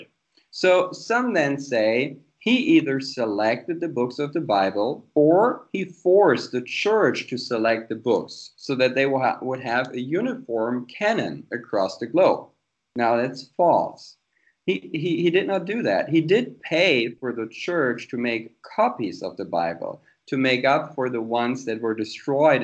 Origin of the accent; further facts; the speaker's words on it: Germany; also born or lived in United States; I was born and raised here in Germany